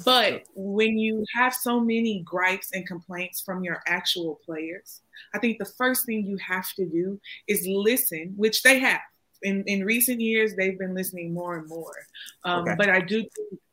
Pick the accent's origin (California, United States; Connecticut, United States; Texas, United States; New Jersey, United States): Texas, United States; Houston; I'm from Houston